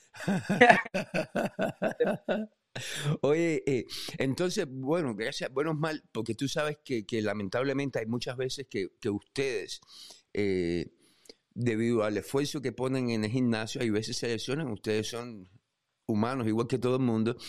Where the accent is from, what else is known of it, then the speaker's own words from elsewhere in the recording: Cuba; como cubanos